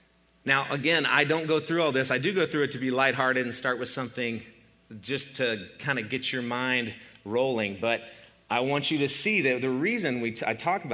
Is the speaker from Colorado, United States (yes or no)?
yes; Boulder, Colorado, United States; born there; I was born in Boulder, Colorado, and I'm the youngest of four children